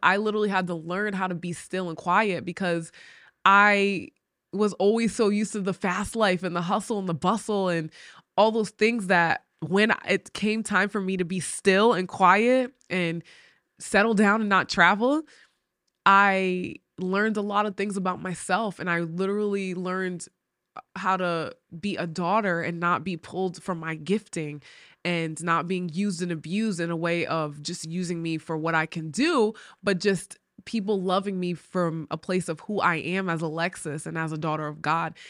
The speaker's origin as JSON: {"language": "English", "region": "Rhode Island", "country": "United States", "tie": "born or raised there", "moved": "as an adult", "lives_now": "West Virginia, United States", "said": "I grew up in New England, and it's the smallest state, Rhode Island, but it has a city vibe."}